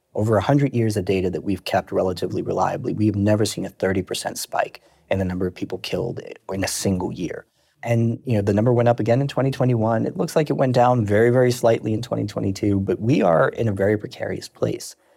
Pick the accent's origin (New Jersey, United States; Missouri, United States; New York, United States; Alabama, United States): New York, United States; New York City; also born or lived in Brooklyn / Long Island; I'm originally born and raised in New York.